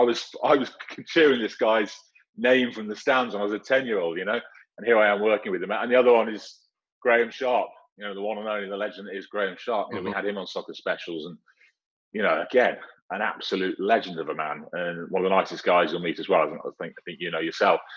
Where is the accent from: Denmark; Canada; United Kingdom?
United Kingdom; the Wirral, North West England; moved away; also born or lived in Sheffield / Preston; I grew up on the Wirral